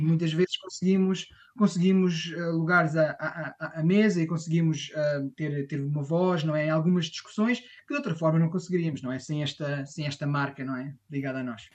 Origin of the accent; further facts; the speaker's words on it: Portugal; moved away as an adult; now in Oxford, United Kingdom; como português, muitas vezes quando pensa em chá, na realidade pensa em infusões